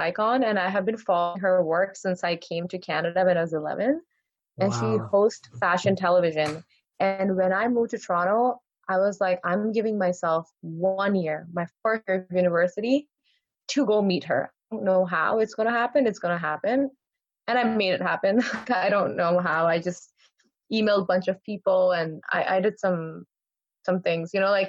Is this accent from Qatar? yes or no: yes; Qatar; I grew up in Qatar.